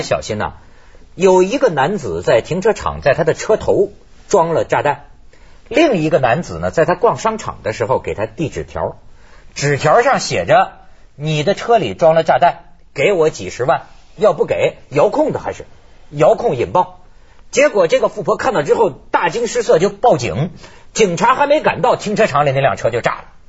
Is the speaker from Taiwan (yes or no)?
no; China; now in Hong Kong; 我作为大陆人的角度